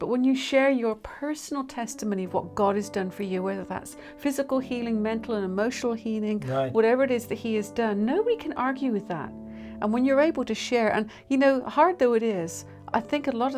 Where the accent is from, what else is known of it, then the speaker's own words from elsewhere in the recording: United Kingdom; moved away; we're British